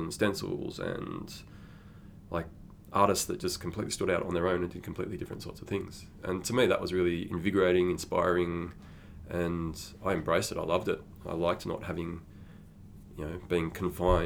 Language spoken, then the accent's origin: English; Sydney, New South Wales, Australia; moved away as an adult; also born or lived in Melbourne; I'm actually from New South Wales, from Sydney.